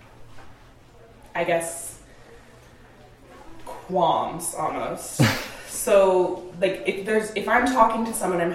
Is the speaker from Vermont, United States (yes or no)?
yes; South Burlington, Vermont, United States; We grew up in South Burlington, which is a pretty homogenous area